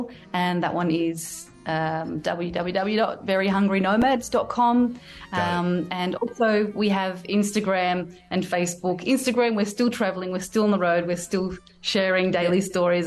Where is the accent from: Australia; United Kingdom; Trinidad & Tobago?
Australia; Me being Australian, like we speak English